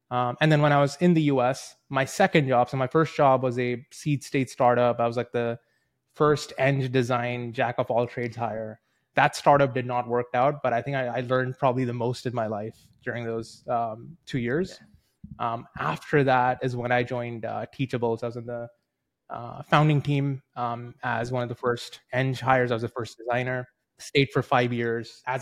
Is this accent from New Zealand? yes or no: yes; New Zealand; also born or lived in India; I'm a two-time immigrant. I was born in India. My parents moved over to New Zealand when I was ten.